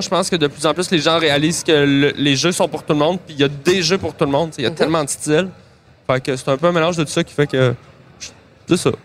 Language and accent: French; Montreal, Quebec, Canada; j'ai grandi à Montréal